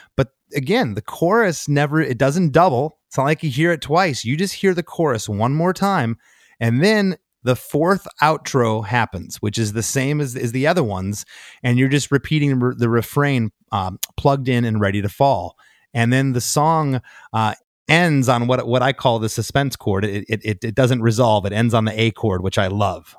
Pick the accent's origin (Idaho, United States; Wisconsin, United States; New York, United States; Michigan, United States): Michigan, United States; Detroit; I'm from Detroit